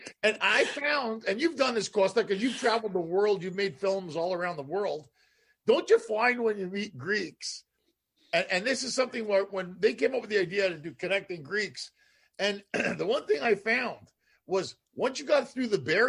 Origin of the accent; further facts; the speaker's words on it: Montreal, Quebec, Canada; growing up in Canada, being from Montreal